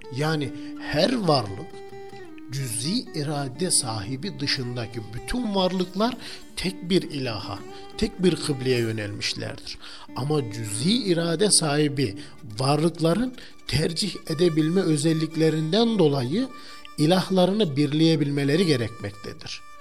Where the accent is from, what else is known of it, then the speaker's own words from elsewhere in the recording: Turkey; biz Türkler olarak